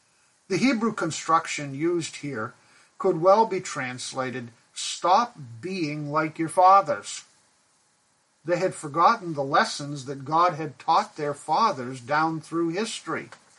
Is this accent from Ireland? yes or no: no; Pakistan; I grew up in Pakistan where my parents were missionaries. We lived in a large mission compound in a two-story brick house.